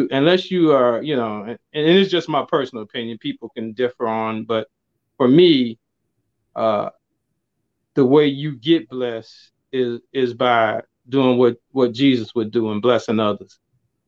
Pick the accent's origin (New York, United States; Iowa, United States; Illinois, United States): Illinois, United States; Chicago; I'm from the Chicagoland area, born and raised